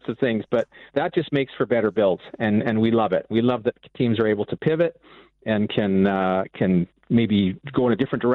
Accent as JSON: {"language": "English", "town": "Vancouver", "region": "British Columbia", "country": "Canada", "said": "I'm from the West Coast, from the Vancouver area"}